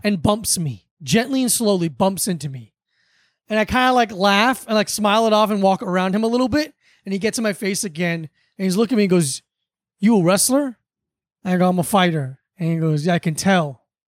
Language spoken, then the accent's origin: English; South Florida, United States; Growing up in South Florida, this was what my childhood